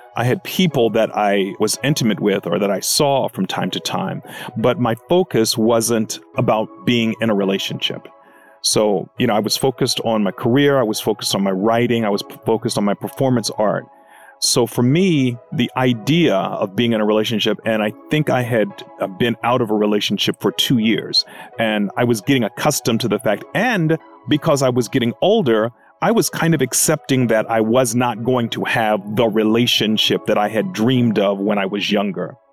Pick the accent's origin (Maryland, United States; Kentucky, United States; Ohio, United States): Maryland, United States; Baltimore; now in Los Angeles, United States; My hometown is Baltimore, Maryland. I currently live in Los Angeles